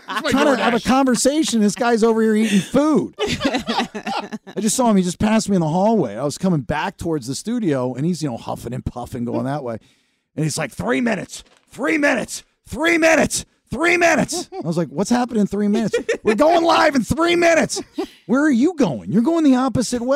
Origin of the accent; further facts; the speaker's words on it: Severna Park, Maryland, United States; moved away; I'm originally from Maryland, Severna Park, Maryland, right outside of Annapolis, not Baltimore